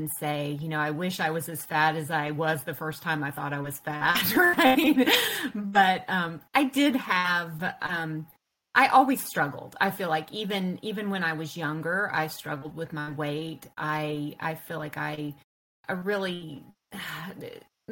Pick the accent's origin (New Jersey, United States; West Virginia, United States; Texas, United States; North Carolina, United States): North Carolina, United States; I'm from North Carolina. Lived in the South my whole life